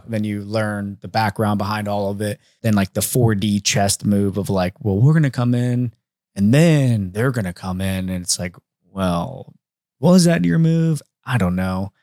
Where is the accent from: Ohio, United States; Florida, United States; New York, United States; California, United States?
Ohio, United States; Mechanicsburg; I'm from Mechanicsburg, Ohio